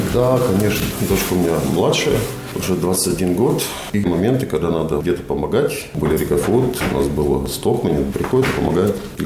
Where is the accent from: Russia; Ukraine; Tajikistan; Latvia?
Latvia; Talsi, Talsi Municipality; also born or lived in Roja / Liepāja / Ventspils / Kuldīga; Если говорить про Латвию, это Роя, мое детство, потом Таусы, как бы самое большое время, вот юношеское время все